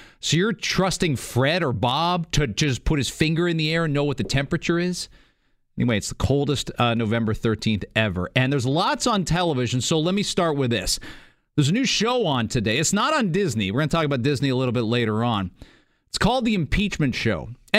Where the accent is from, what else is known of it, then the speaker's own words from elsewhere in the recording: Canada; I don't pay any attention to the States. I'm Canadian. We talk too much about American stuff.